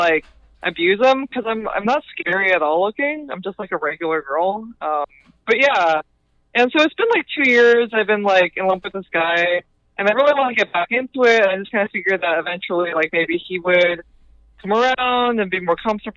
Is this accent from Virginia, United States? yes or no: no; Houston, Texas, United States; I'm from Houston